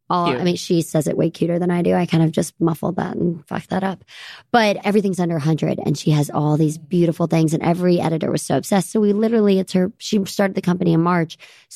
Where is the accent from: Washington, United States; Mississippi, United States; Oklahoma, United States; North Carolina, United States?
Mississippi, United States; Greenville; accent: Southern; now in New York City, United States; I'm from the Delta, Mississippi.